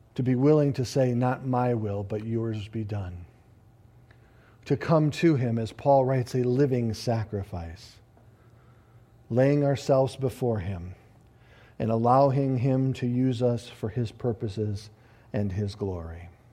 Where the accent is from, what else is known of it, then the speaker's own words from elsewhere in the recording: United States; we as American Christians